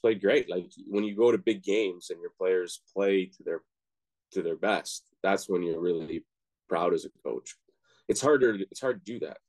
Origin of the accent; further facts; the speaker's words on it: Oakville, Ontario, Canada; moved away as an adult; also born or lived in Toronto / United States / New England; I was born in Toronto, and then we moved to Oakville when I was a kid.